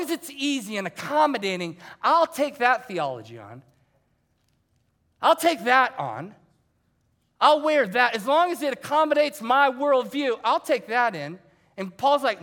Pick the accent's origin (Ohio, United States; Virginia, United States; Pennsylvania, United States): Ohio, United States; moved away; I was coming from Ohio because that's where I grew up.